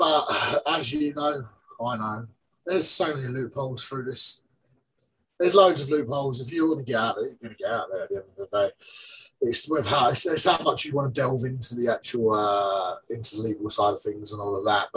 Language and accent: English; England, United Kingdom; I'm English